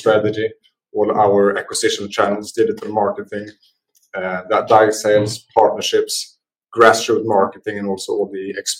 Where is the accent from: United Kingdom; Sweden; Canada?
Sweden; moved away as an adult; now in United States; And I moved to the US from Sweden some 5 years ago to start up go-to-market operations for Majority.